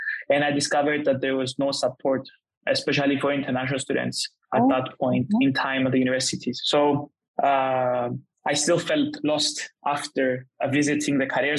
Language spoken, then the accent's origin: English; Cyprus; moved away as an adult; also born or lived in England; now in China; I'm from Cyprus.